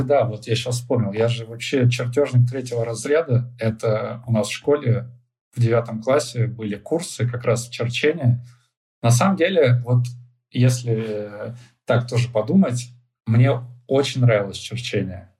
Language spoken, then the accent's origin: Russian; Chelyabinsk Oblast, Russia; moved away as an adult; also born or lived in Ufa; я сам из Челябинской области, и у нас из нашего города все ребята едут учиться либо в Челябинск, либо в Уфу.